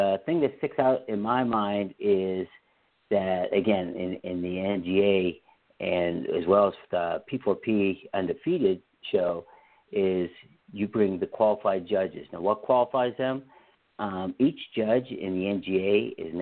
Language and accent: English; Pennsylvania, United States; I'm from Pennsylvania.